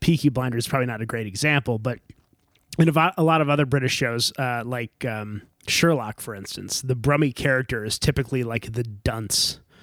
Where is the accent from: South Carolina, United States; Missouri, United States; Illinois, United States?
Illinois, United States; Chicago; accent: Chicago; also born or lived in Czech Republic; The Chicago accent being one of my favorites is because it's really part of of how I grew up.